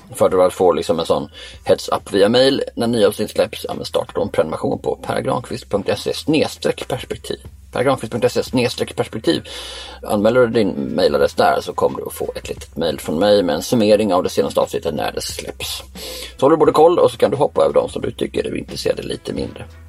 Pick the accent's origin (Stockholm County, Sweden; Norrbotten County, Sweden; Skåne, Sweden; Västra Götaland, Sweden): Skåne, Sweden; Bjäre Peninsula; Jag är för uppvuxen då på Bjärhalvön